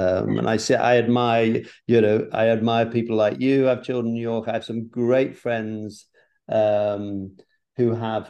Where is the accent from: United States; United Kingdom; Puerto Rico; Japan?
United Kingdom; England; moved away; even though as an Englishman we speak the same language, it's so different.